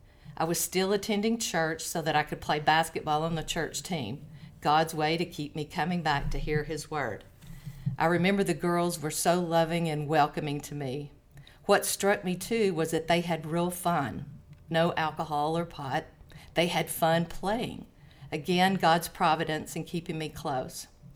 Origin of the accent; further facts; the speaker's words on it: Chattanooga, Tennessee, United States; now in Knoxville, United States; Oh, no, I am from Chattanooga, and I moved around a lot. When my husband worked for the railroad, we moved around a lot and landed in Knoxville, where I'd never wanted to be, and grew to love it, so still here.